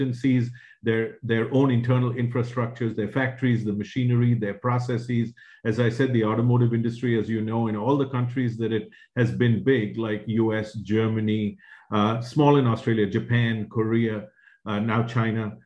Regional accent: India; moved away; When I was growing up in India

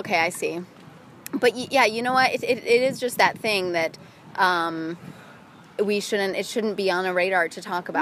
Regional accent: Midwest, United States; I come from the Midwest

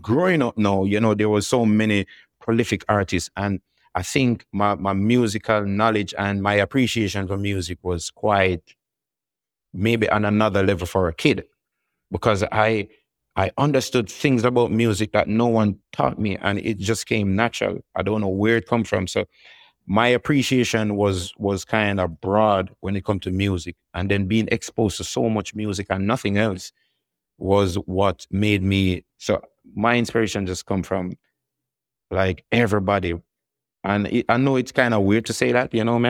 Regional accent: Kingston, Jamaica; it's a very vibrant, religious musical in era that I grew up

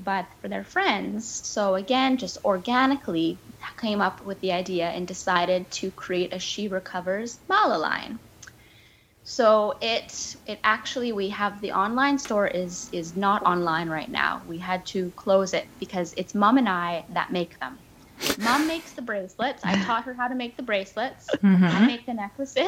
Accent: Victoria, British Columbia, Canada; my hometown, Victoria

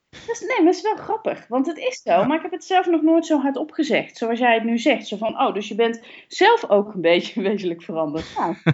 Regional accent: Kaatsheuvel, North Brabant, Netherlands; van mezelf ben ik echt een Brabantse. Hè? Ik ben geboren in Kaatsheuvel

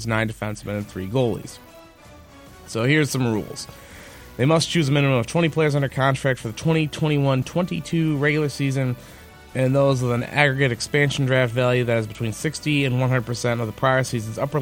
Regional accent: Michigan, United States; my home state of Michigan

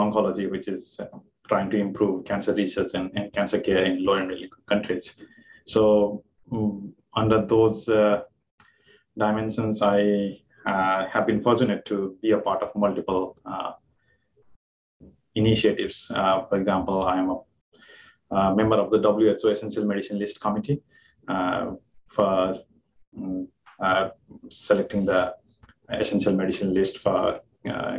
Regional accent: Nepal; moved away as an adult; also born or lived in Japan / Boston, United States; now in Kingston, Canada; I'm from Nepal. My home country is Nepal. I did my medical school there.

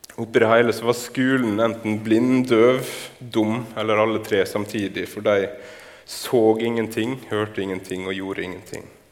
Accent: Torvikbukt, Møre og Romsdal, Norway; Jeg vokste opp på Nordmøre. Jeg vokste opp i ei bygd som heter Torvikbukt

